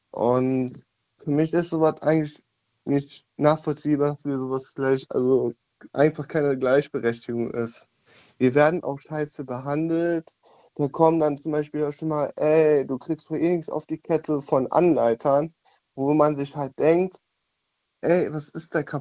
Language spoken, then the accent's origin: German; Düren, North Rhine-Westphalia, Germany; Ich komme, auf, ich komme aus Düren.